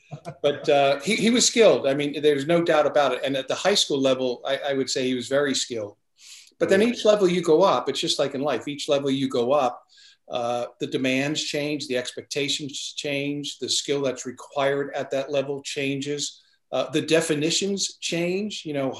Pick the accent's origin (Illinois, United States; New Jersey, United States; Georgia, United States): New Jersey, United States; I grew up in a family of 10.